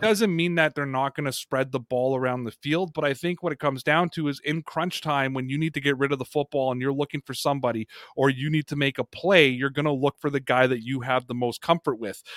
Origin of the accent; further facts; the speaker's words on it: Canada; my home country of Canada